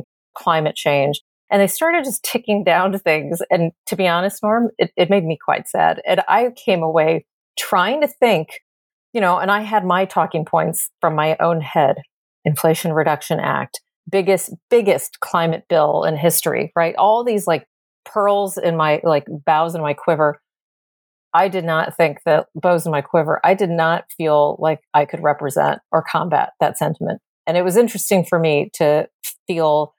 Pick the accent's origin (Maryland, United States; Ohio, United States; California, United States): Maryland, United States; where are you from? And I would say Maryland